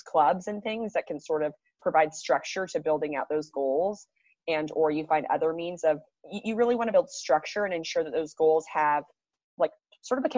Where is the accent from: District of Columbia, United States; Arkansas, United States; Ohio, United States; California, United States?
California, United States; I'm from California.